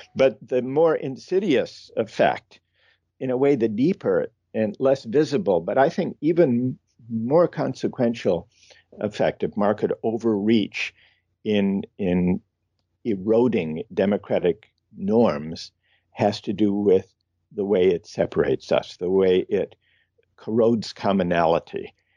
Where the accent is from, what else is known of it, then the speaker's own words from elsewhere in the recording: Midwest, United States; I grew up in the Midwest